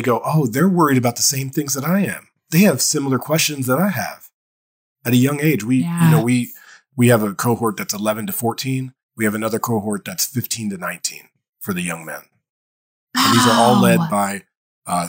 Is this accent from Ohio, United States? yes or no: yes; Dayton, Ohio, United States; I grew up in Dayton, Ohio.